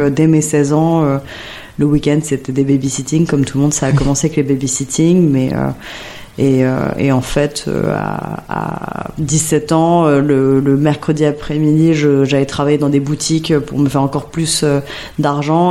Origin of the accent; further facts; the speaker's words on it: Paris, Île-de-France, France; J'ai grandi dans le 11e arrondissement, hmm. rue Sedaine